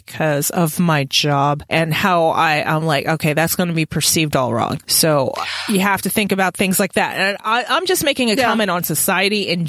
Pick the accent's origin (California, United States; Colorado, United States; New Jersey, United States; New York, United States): New York, United States; even growing up in New York